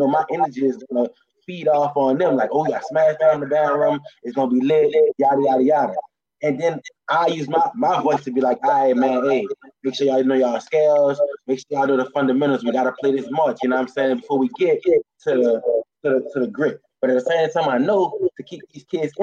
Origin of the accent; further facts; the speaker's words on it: New Orleans, Louisiana, United States; I know I'm from New Orleans